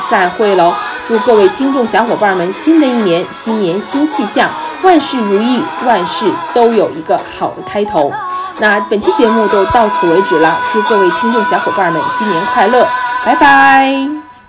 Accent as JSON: {"language": "Chinese", "region": "Northeast China", "country": "China", "said": "那我是东北人"}